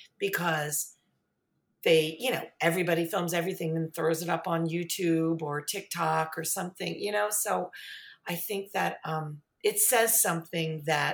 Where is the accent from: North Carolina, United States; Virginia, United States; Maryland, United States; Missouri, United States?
Maryland, United States; Baltimore; I grew up in Baltimore